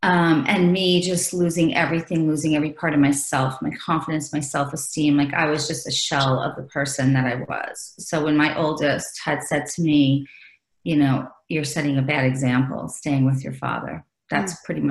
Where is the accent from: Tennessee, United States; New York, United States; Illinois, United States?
New York, United States; I'm from New York